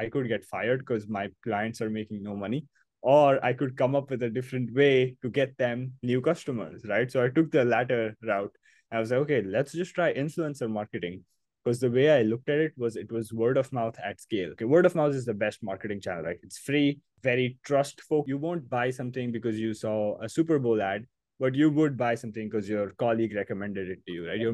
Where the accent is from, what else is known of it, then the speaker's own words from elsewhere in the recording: Mumbai, Maharashtra, India; I was born and brought up in Mumbai. This is my hometown. This is where I grew up